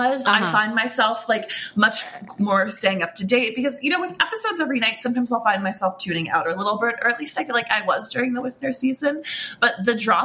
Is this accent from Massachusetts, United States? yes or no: yes; Boston, Massachusetts, United States; My hometown